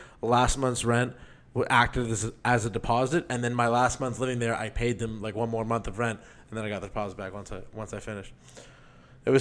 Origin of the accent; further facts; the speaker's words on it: Toronto, Ontario, Canada; I'm from Toronto